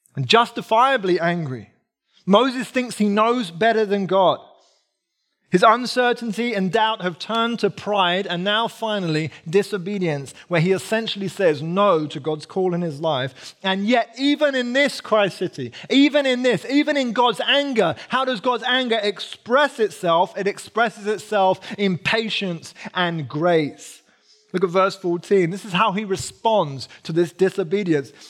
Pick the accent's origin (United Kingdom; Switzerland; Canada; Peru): United Kingdom; I'm British